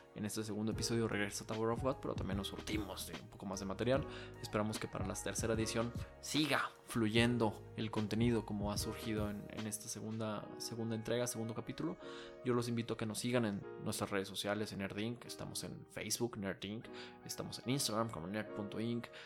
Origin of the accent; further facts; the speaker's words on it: Mexico; soy mexicano